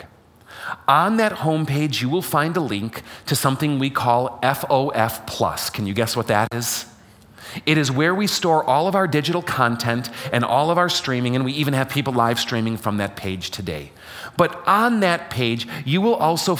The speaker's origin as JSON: {"language": "English", "town": "Chicago", "region": "Illinois", "country": "United States", "moved": "yes", "said": "I am from Chicago, even though I don't live in Chicago now."}